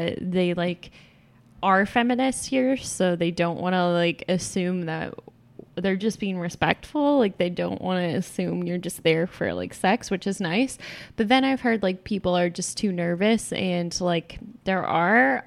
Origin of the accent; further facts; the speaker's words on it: Texas, United States; here in Texas, like, growing up in Texas